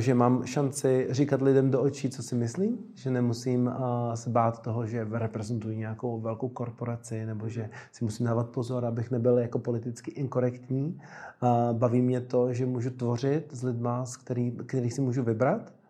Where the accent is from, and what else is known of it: Czechia